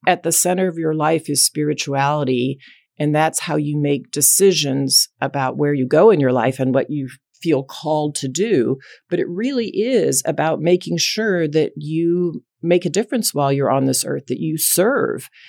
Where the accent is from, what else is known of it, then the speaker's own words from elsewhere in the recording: Dallas, Texas, United States; grew up in Dallas, Texas, and raised by two very loving parents